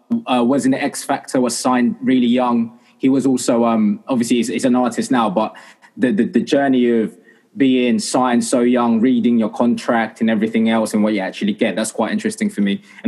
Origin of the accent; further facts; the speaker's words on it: Essex, East of England, United Kingdom; also born or lived in Philippines; I am born and bred from Essex. Well, I'm not born from Essex. I'm born from the Philippines. I was born from the Philippines